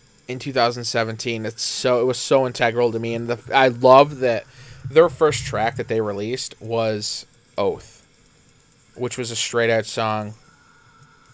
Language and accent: English; Canastota, New York, United States; living, growing up in Canastota, 25, 35 minutes away from Syracuse